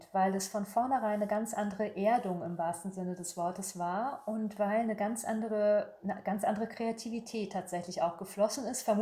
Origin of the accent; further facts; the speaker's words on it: Berlin, Germany; born there; also born or lived in Paris; Ich habe lange in Paris gelebt. Das ist für mich immer ein Sehnsuchtsort. Ich bin äh, gebürtige Berlinerin. Also es geht für mich nichts über Berlin.